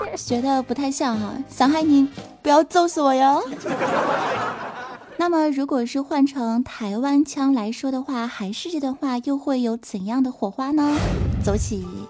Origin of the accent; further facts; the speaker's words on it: Northeast China, China; 我身为一个东北人